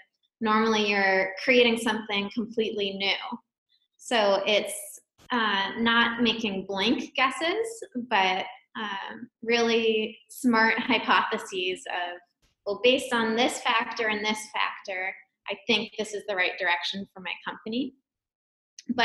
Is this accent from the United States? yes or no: yes; Wellesley, Massachusetts, United States; I grew up just outside of Boston in a town called Wellesley